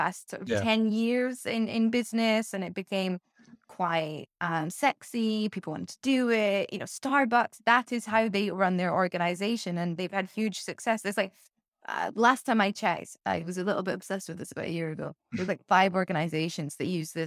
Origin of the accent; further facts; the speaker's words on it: United Kingdom; as a Brit